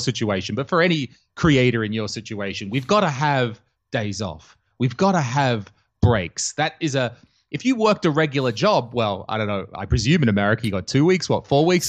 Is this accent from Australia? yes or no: yes; Australia; moved away as an adult; now in Estonia; I'm Australian and, uh, I grew up in Australia, but, uh, when I was about twenty-six, I decided to travel the world